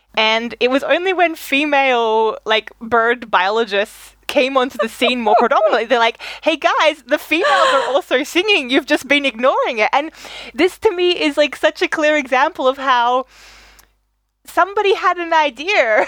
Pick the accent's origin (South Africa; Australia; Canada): Australia; moved away as an adult; also born or lived in Germany; growing up in Australia